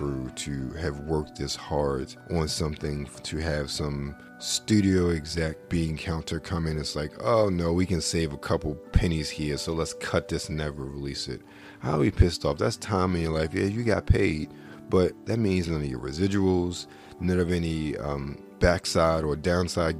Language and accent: English; United States; I'm an American